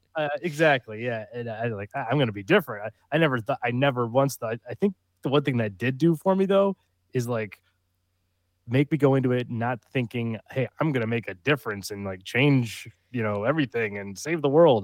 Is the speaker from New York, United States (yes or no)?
yes; upstate New York, United States; moved away as an adult; also born or lived in Long Island, New York; now in Texas, United States; I'm from upstate New